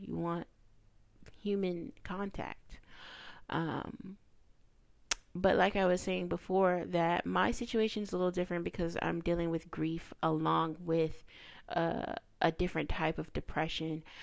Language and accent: English; the South, United States; I'm a kid from the South, raised in a rural area, a little countryside